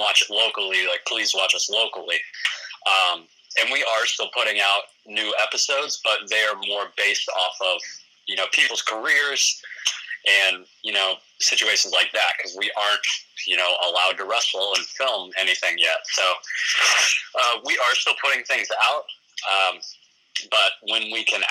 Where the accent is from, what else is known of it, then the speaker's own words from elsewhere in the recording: New Albany, United States; my hometown of New Albany